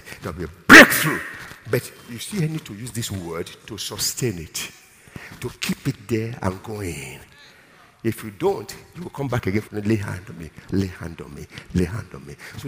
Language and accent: English; Nigeria; I'm strong as a Nigerian